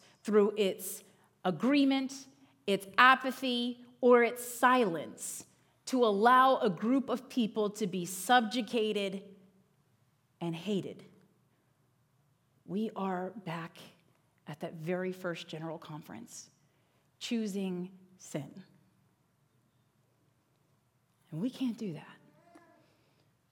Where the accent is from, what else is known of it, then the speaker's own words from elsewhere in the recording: Northern Virginia, United States; moved away as an adult; now in Pennsylvania, United States; I grew up in Northern Virginia